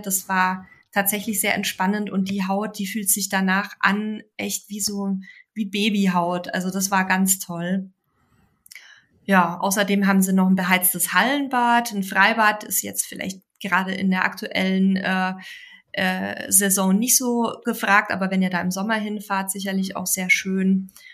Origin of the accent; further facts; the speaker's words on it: Bavaria, Germany; in meine Heimat nach Bayern